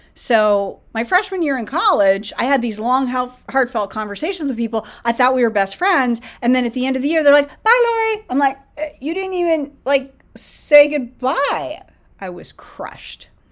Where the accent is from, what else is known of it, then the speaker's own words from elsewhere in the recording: Northern California, United States; moved away as an adult; now in Los Angeles, United States; I'm from Northern California